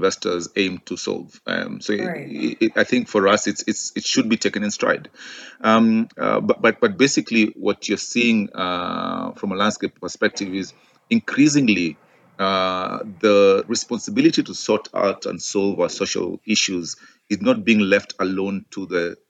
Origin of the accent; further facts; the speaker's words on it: Kenya; now in Johannesburg, South Africa; I'm Kenyan